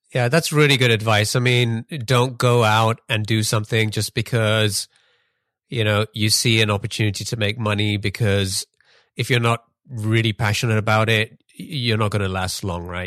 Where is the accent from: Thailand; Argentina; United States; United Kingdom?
United Kingdom; England; moved away; I grew up in England